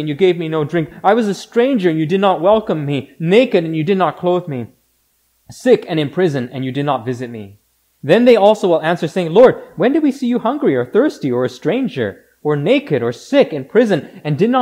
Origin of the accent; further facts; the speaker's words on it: Canada; we as Canadians generally define ourselves by what we are not